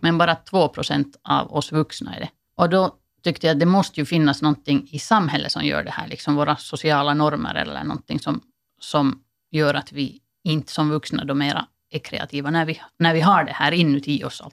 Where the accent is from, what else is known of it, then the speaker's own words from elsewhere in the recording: Finland; som finländare